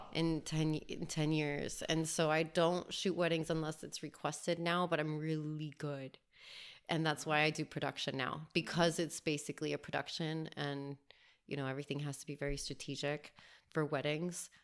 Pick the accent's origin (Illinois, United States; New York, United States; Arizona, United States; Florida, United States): Florida, United States; Miami; also born or lived in Albuquerque, New Mexico; I was raised in Miami, Florida